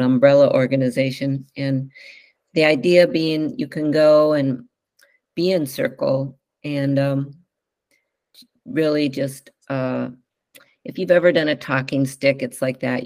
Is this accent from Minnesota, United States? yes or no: yes; Northfield, Minnesota, United States; moved away as an adult; also born or lived in Chicago, Illinois / Evanston, Illinois; now in Whidbey Island, United States; I grew up in the Midwest and a small town in Northfield, Minnesota